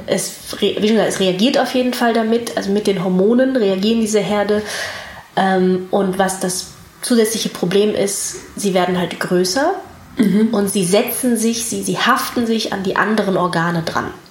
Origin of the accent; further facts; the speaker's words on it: Wuppertal, North Rhine-Westphalia, Germany; also born or lived in Hamburg / Ireland; bin in Hamburg und Irland aufgewachsen und in Wuppertal zur Schule gegangen